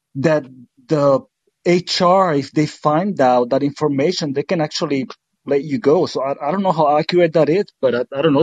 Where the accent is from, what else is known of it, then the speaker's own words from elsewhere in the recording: Puerto Rico; moved away; I was born and raised in Puerto Rico